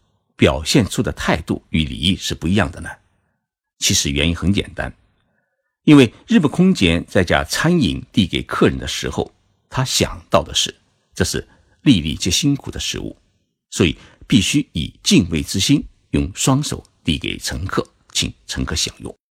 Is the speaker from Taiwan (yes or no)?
no; China; now in Japan; 我们中国人